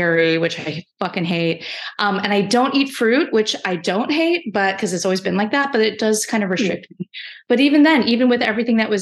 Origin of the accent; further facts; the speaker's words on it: Bay Area, California, United States; moved away as an adult; I live in San Francisco. I'm from the Bay Area originally, but it took like 10 years to get home through graduate school